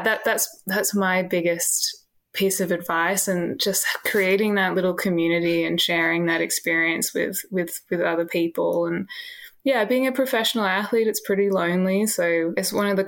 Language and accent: English; Canberra, Australian Capital Territory, Australia; moved away as an adult; also born or lived in Sydney; now in Melbourne, Australia; I grew up in Canberra